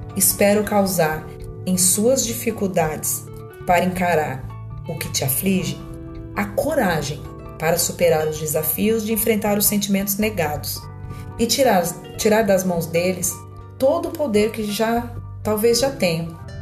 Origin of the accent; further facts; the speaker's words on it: São Paulo, Brazil; tenho 49 anos, sou de São Paulo, mas atualmente moro no interior.